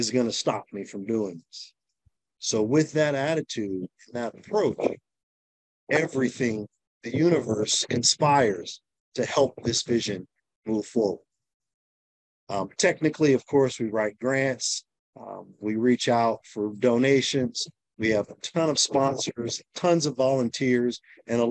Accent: San Diego, California, United States; moved away as an adult; also born or lived in South Beach; I'm from San Diego, California, born and raised

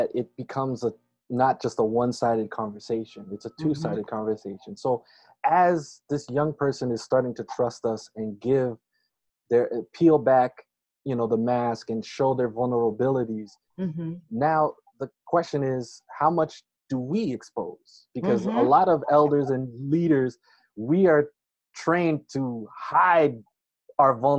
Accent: Worcester, Massachusetts, United States; moved away as an adult; now in Berrien Springs, Michigan, United States; I was born in Worcester, Massachusetts

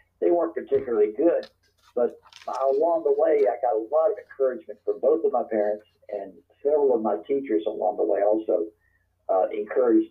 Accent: Covington, Louisiana, United States; now in Kentucky, United States; my hometown hero was the novelist Walker Percy

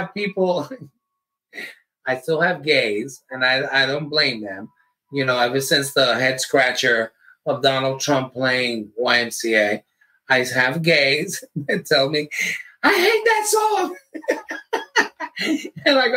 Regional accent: Jersey City, New Jersey, United States; I'm from Jersey City

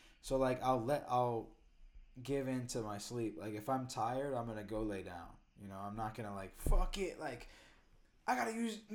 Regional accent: Cedar Rapids, Iowa, United States; born or raised there; also born or lived in Austin, Texas; now in New York City, United States

